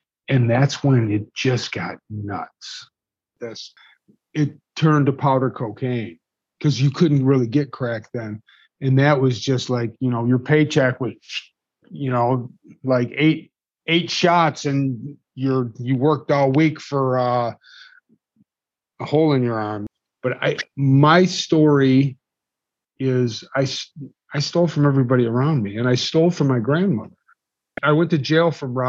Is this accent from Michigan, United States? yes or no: yes; Detroit, Michigan, United States; I grew up in Detroit